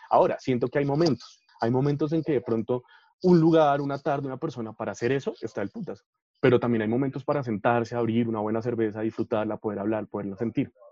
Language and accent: Spanish; Colombia; No tenemos una identidad propia que nos defina como pueblo